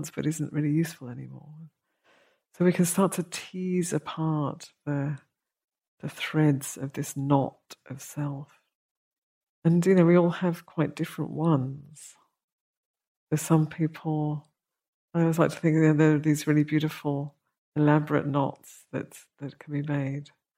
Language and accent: English; United Kingdom; we're British